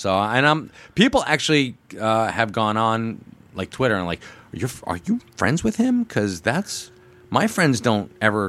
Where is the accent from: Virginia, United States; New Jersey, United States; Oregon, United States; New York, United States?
New Jersey, United States; Lincroft; I grew up in Lincroft. Lincroft was a very middle class suburb of New Jersey.